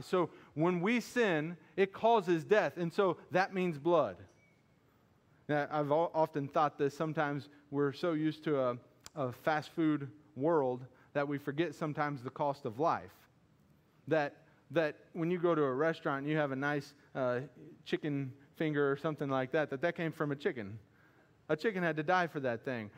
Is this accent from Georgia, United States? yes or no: no; Missouri, United States; I'm from Missouri too. I don't pronounce things right